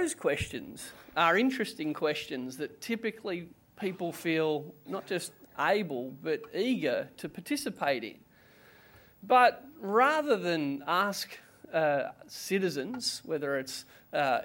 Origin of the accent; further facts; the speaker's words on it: Canberra, Australian Capital Territory, Australia; I'm also from Canberra